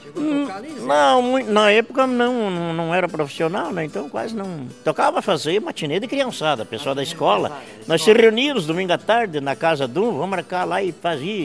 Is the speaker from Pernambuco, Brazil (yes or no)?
no; Vacaria, Rio Grande do Sul, Brazil; Eu nasci em Vacaria, no quinto Vacaria. distrito de Vacaria que chamava antigamente a linha do refugiado.